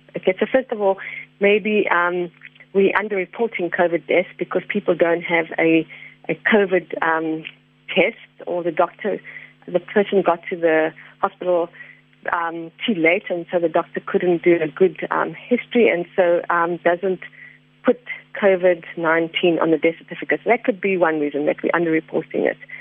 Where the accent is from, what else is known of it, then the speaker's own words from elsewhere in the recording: South Africa; as South African citizens